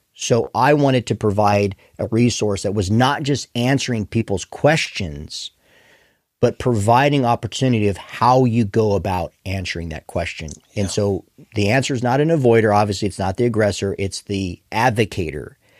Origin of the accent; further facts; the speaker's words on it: Arizona, United States; I hail from Arizona originally